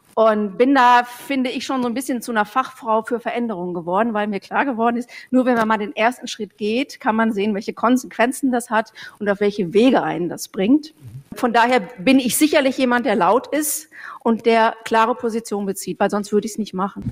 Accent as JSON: {"language": "German", "town": "Bochum", "region": "North Rhine-Westphalia", "country": "Germany", "moved": "as an adult", "lives_now": "Nuremberg, Germany", "said": "ich komme ja eigentlich aus dem Ruhrgebiet, aus Bochum"}